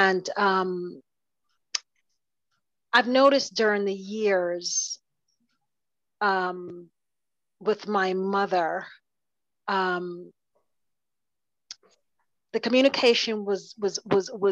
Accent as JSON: {"language": "English", "region": "New Jersey", "country": "United States", "tie": "born or raised there", "also_born_or_lived": "South Carolina", "said": "My mother raised me up until I was 8 years old, until I moved from South Carolina to New Jersey to live with my grandmother"}